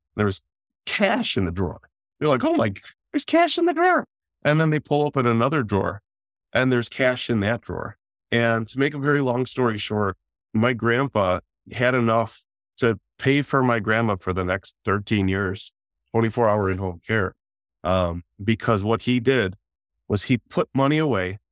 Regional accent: Detroit, Michigan, United States; I'm from the Detroit metro area.

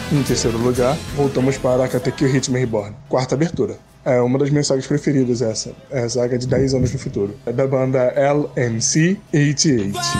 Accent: São Gonçalo, Rio de Janeiro, Brazil; sou de São Gonçalo, Rio de Janeiro

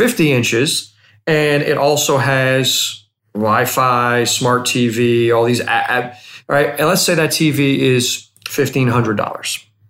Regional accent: United States; as an American

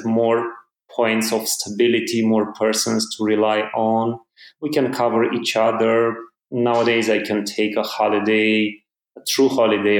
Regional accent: Romania; I'm from Romania in Eastern Europe. I live in Bucharest, the capital

